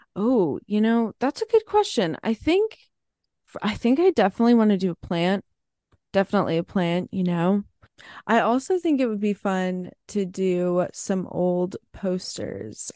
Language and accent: English; New Jersey, United States; I'm from New Jersey, so that's where I am